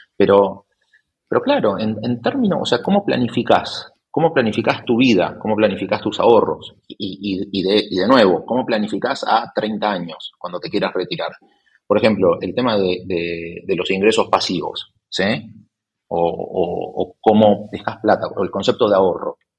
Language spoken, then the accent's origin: Spanish; Argentina; also born or lived in Spain; now in Buenos Aires, Argentina; soy argentino